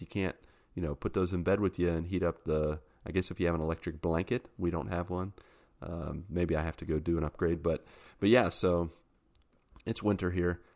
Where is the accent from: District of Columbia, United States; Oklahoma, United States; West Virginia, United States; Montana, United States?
West Virginia, United States; I'm from West Virginia.